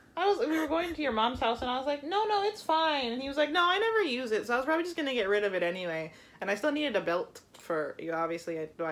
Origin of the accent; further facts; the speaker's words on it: Florida, United States; accent: Florida accent; yeah, I just said I was born here